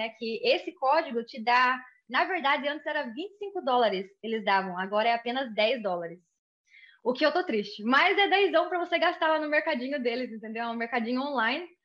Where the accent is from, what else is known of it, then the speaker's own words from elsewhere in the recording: Brazil; now in United States; Então, quando eu vim do Brasil para cá, o primeiro lugar que eu morei foi na Flórida.